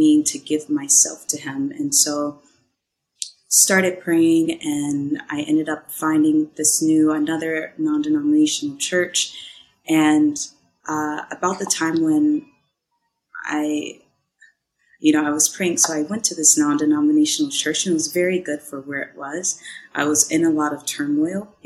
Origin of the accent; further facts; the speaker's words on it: Minnesota, United States; moved away as an adult; also born or lived in California; I'm from Minnesota, and I traveled to California for acting